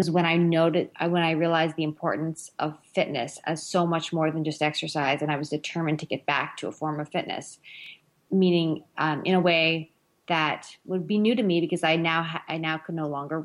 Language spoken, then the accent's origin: English; Northern Ontario, Canada; I grew up in Northern Ontario, Canada